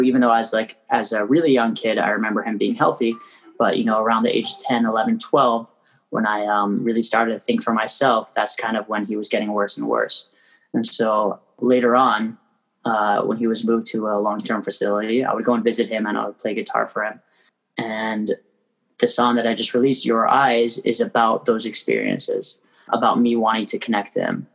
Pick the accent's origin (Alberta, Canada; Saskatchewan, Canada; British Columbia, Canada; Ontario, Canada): Ontario, Canada; Toronto; moved away as an adult; now in Crown Heights, Brooklyn, United States; I was born and raised in Toronto. I live in Crown Heights now